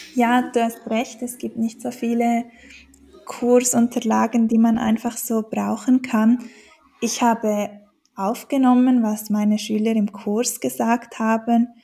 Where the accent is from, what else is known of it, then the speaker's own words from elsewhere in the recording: Switzerland; ich komme aus der Schweiz und ich bin Deutschlehrerin, also Lehrerin für Deutsch als Fremdsprache hier in der Schweiz, in Bern